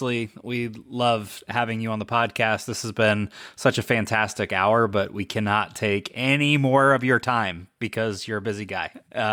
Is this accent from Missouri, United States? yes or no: no; Indiana, United States